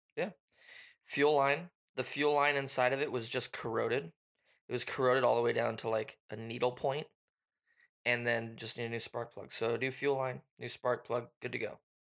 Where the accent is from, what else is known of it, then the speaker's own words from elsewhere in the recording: Washington, United States; we are from the Pacific Northwest up in the great Washington state.